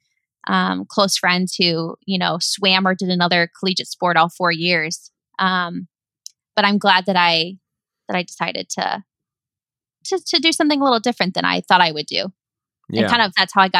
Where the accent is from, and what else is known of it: Chicago, Illinois, United States; born or raised there; moved away as an adult; also born or lived in Flemington, New Jersey; now in Bay Area, United States